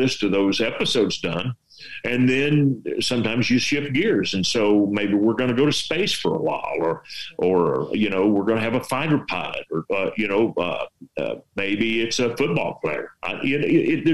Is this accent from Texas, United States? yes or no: yes; West Texas, United States; accent: Texas; I'm from West Texas, and I do not have – I have a Texas accent